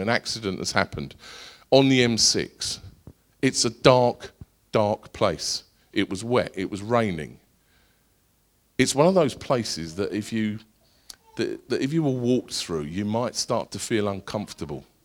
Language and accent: English; Essex, East of England, United Kingdom; I'm from Essex